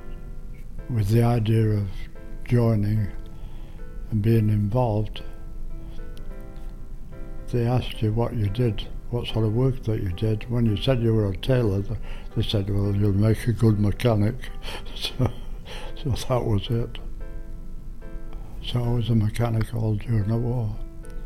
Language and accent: English; Bradford, Yorkshire and the Humber, United Kingdom; now in Canada; I was born in England, November the 22nd, 1921.